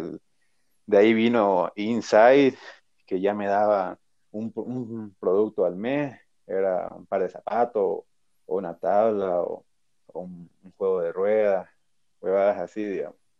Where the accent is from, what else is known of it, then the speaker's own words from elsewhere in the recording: Bolivia; Soy de Bolivia, soy golo